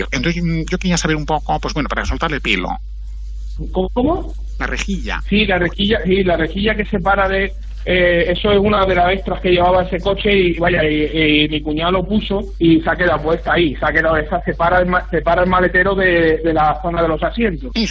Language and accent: Spanish; Barcelona, Catalonia, Spain; el coche lo compró mi cuñado, que yo soy de Barcelona, lo aquí en Sevilla.